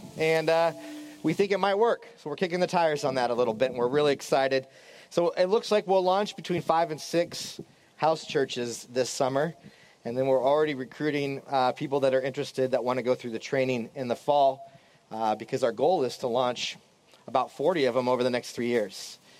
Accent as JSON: {"language": "English", "region": "Washington", "country": "United States", "tie": "born or raised there", "said": "I grew up in Southwest Washington near Mount St. Helens, and it was my second birthday, May 18th, 1980, that Mount St. Helens erupted."}